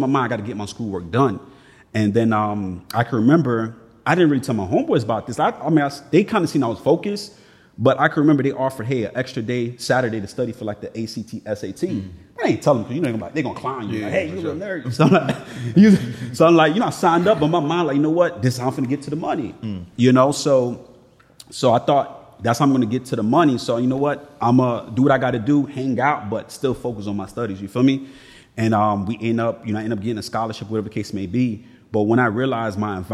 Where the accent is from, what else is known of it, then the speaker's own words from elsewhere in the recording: Miami, Florida, United States; growing up in Miami